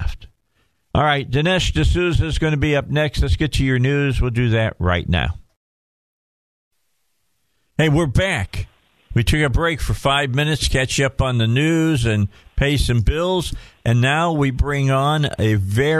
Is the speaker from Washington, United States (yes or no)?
no; Indiana, United States; moved away; I'm originally from Indiana.